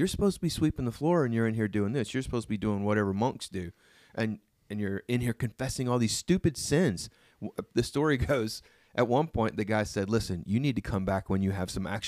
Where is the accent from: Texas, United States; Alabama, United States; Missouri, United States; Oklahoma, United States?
Oklahoma, United States; Yeah, I'm from Oklahoma.